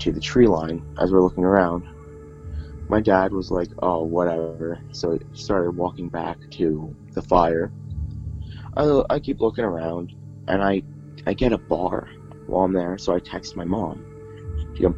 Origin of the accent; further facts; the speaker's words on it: Pottsville, Pennsylvania, United States; I was born in Pottsville, Pennsylvania, a few years back